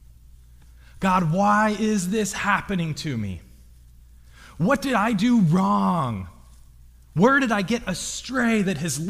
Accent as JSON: {"language": "English", "town": "Lompoc", "region": "California", "country": "United States", "said": "I'm from Lompoc"}